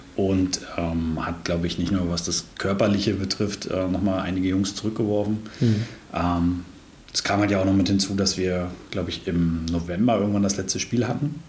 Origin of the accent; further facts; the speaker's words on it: Brandenburg, Germany; moved away as an adult; now in Greifswald, Germany; Ich bin äh, aber gar nicht so weit geboren und aufgewachsen, sondern, äh, oder vielmehr in der Brandenburg